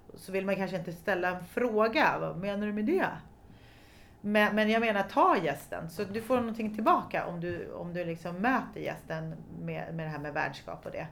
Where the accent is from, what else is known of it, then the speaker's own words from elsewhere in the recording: Stockholm, Stockholm County, Sweden; jag kommer från Stockholm, eller jag är född på allmänna BB